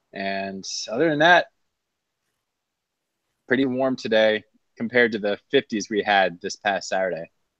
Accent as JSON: {"language": "English", "town": "Sarasota", "region": "Florida", "country": "United States", "tie": "born or raised there", "moved": "yes", "lives_now": "Virginia, United States", "said": "My hometown of Sarasota hit 97 today."}